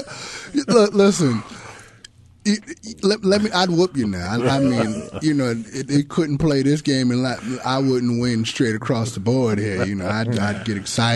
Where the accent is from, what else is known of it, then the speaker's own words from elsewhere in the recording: New York City, New York, United States; I'm from New York